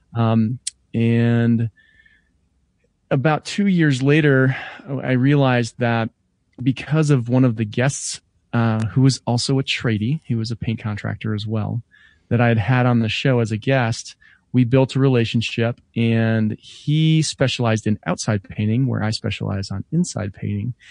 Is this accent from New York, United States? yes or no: no; Denver, Colorado, United States